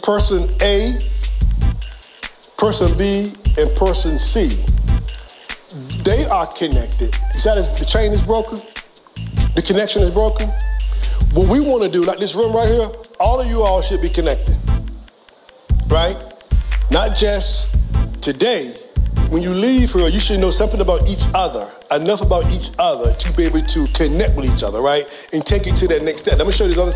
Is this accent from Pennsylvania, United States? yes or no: no; Franklin, Virginia, United States; I was born and raised in Franklin, Virginia.